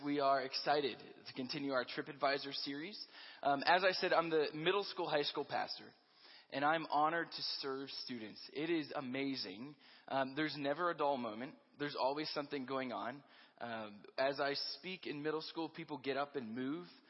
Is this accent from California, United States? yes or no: no; Hershey, Pennsylvania, United States; now in Colorado, United States; I grew up in Hershey, Pennsylvania